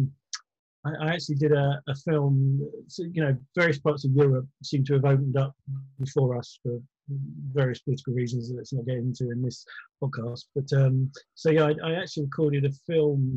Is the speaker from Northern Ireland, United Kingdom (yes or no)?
no; Croydon, London, United Kingdom; I was brought up in Croydon